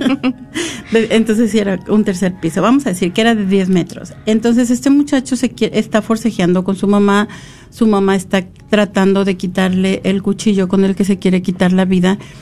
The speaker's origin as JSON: {"language": "Spanish", "region": "San Luis Potosí", "country": "Mexico", "moved": "yes", "said": "yo soy de San Luis Potosí, México"}